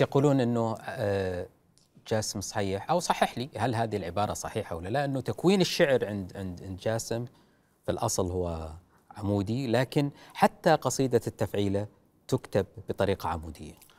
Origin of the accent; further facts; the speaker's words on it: Saudi Arabia; عندنا في السعوديه